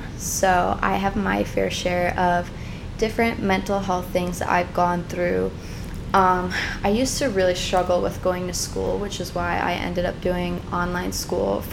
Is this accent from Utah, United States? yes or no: no; Chicago, Illinois, United States; I was born and raised in Chicago